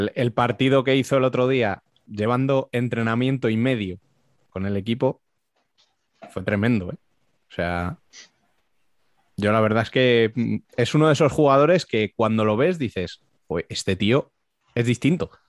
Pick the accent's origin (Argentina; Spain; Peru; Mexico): Spain; nosotros como españoles